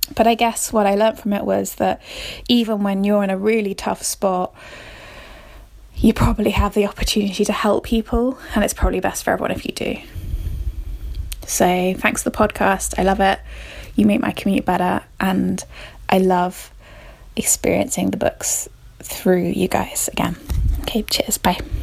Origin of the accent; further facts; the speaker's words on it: Somerset, South West England, United Kingdom; I'm from Somerset in England